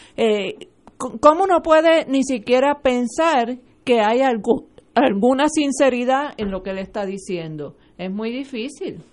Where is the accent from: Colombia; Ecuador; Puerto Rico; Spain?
Puerto Rico; somos una colonia de Estados Unidos